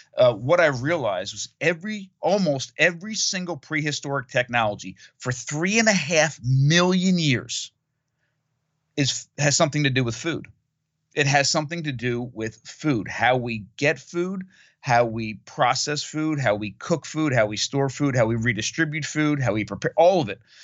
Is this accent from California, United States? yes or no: no; Monmouth County, New Jersey, United States; I grew up in Monmouth County, New Jersey, on the East Coast of North America